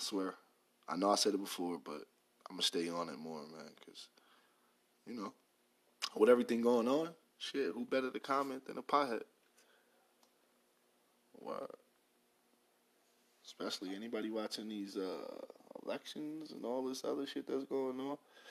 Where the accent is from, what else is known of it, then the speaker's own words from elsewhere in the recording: New York, United States; moved away; also born or lived in the South (US); I'm from New York